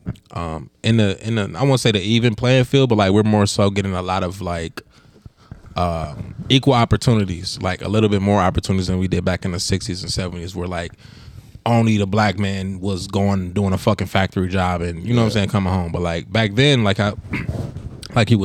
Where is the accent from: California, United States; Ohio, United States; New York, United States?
Ohio, United States; Cleveland; also born or lived in Akron; I was born in Cleveland, but I had to live 3 years in Akron when I was a kid